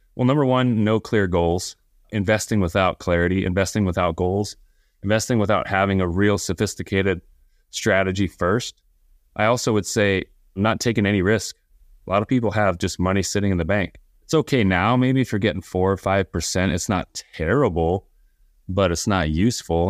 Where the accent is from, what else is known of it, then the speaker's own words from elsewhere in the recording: Southern California, United States; I grew up here in Southern California